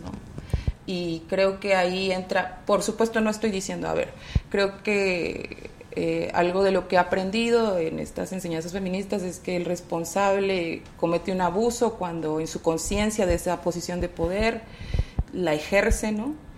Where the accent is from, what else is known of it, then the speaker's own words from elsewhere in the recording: Nuevo León, Mexico; en el estado de donde yo soy originaria, Nuevo León